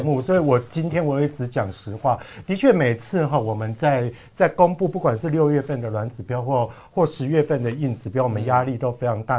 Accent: Kaohsiung, Taiwan; 我的家乡，嗯。像像高雄来讲的话

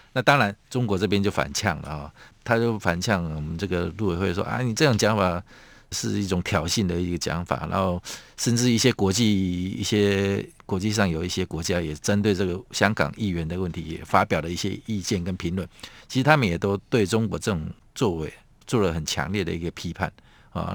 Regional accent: Taiwan; 我们台湾人民

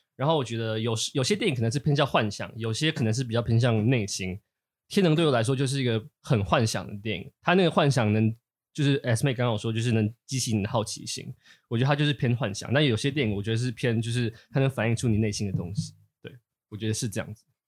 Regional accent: Taipei, Taiwan; 我是一个从小在台北市出生、读书、，呃，成长的，的，的人

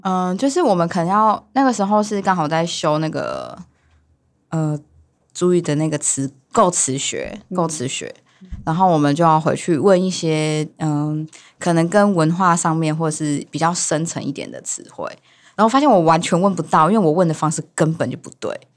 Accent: Xincheng, Hualien County, Taiwan; 我是来自于花莲县新城乡北埔部落的返乡青年

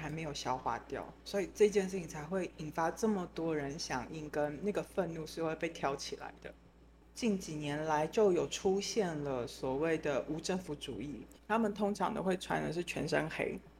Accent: France; 这些人我们法国人叫他 g a s s e r 就是破坏者。

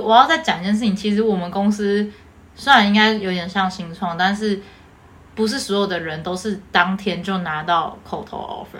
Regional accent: Taiwan; accent: Taiwanese Mandarin; 讲台湾国语

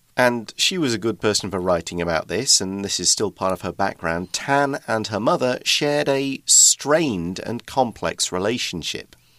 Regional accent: United Kingdom; accent: regional British accent; moved away as an adult; now in Taiwan; I'm an emigrant from Britain

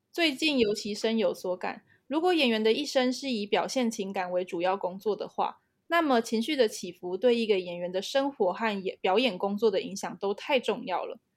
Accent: Taiwan; 我们身为台湾人

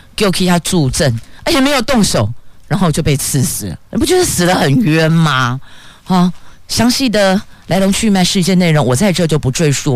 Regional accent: Taiwan; 我们台湾人

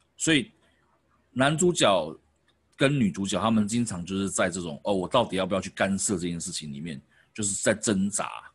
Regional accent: Taoyuan, Taiwan; 因为我是桃园人嘛

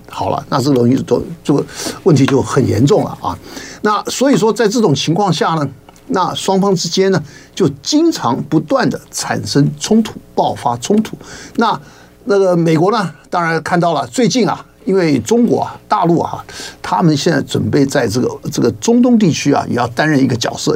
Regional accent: Taiwan; 我们台湾这边的老百姓的这个生活

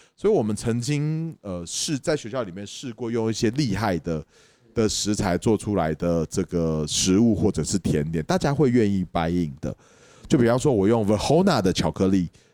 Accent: Taipei, Taiwan; 我台北人下来了，我在东海大学里面做生意

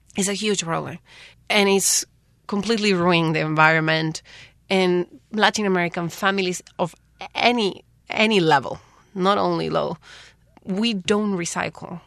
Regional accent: Paraguay; moved away as an adult; now in Taiwan; I'm from Paraguay.

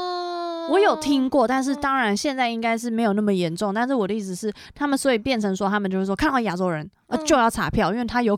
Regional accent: Taiwan; 就是我是台湾人哦，

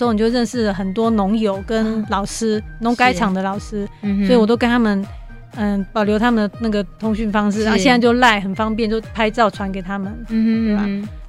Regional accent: Xinwu, Taoyuan, Taiwan; 小小时候在新屋也很爱抓虫

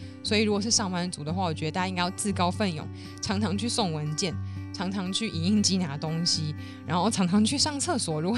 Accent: Neihu, Taipei, Taiwan; 因为我是土生土长的内湖小姐，内湖超多吃的，超方便，好吗？我这边要平反一下。内湖国的人，希望大家可以帮我留言支持。

